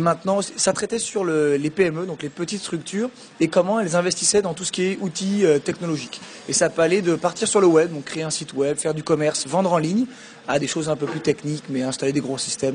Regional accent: France; moved away as an adult; also born or lived in Quebec City, Canada; j'ai grandi en France et puis je suis parti, j'avais 20, 21 ans pour faire mon MBA et mon PhD, donc à l'Université Laval, qui est à Québec

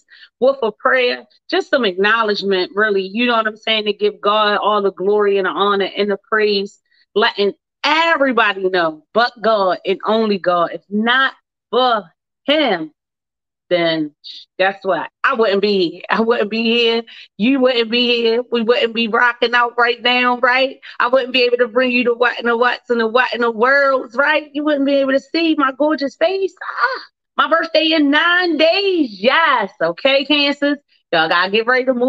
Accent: Baltimore, Maryland, United States; born and raised in Baltimore, Maryland

